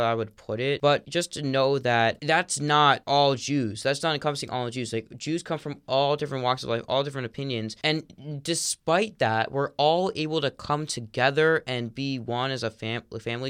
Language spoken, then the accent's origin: English; South Florida, United States; I grew up in, like, the South Florida Orthodox community